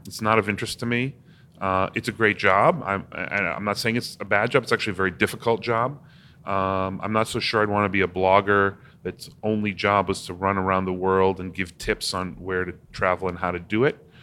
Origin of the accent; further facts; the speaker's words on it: Newton, Massachusetts, United States; also born or lived in Cambridge, Massachusetts; I was born in Cambridge, Massachusetts, and I grew up in Newton, Massachusetts